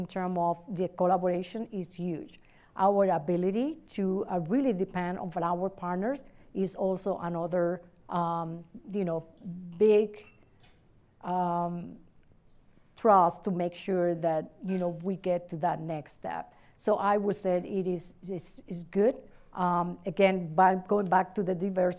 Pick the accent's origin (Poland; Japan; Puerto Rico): Puerto Rico; Adjuntas; also born or lived in Ponce, Puerto Rico; now in Cleveland, United States; I was born in Ponce, but I was raised in Adjuntas, which is a small town in the middle of the island.